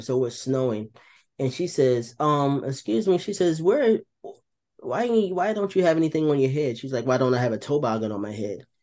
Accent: New Jersey, United States; moved away; also born or lived in North Carolina; I was born in New Jersey

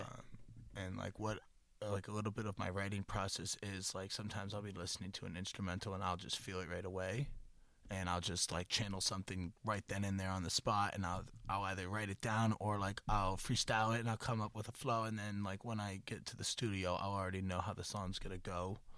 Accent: Boston, Massachusetts, United States; moved away; also born or lived in Florida / Worcester / Montana; I'm from Florida, but I moved to Boston when I was like four or five, Bet. and then grew up in Boston area

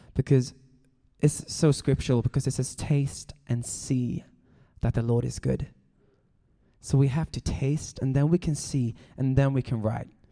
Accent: Sweden; now in Los Angeles, United States; I'm from Sweden, but I am now a Californian.

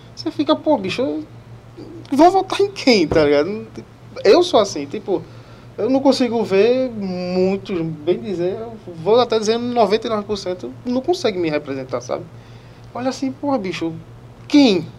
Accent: Olinda, Pernambuco, Brazil; eu sou de Olinda, eu era mesário de Olinda

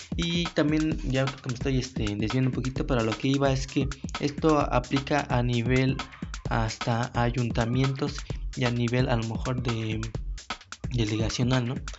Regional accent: Mexico; nosotros como mexicanos

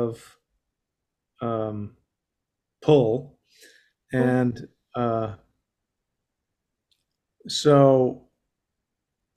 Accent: Colorado, United States; I was raised in Colorado

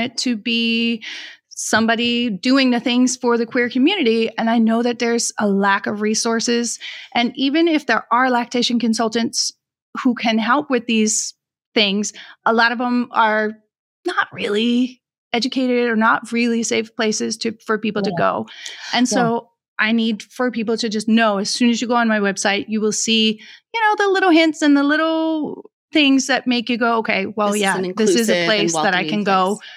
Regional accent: Denmark; moved away; I grew up in Denmark

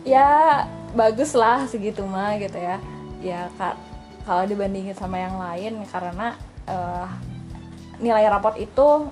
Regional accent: Garut, West Java, Indonesia; aku kan asal Garut di SMA 1 Garut

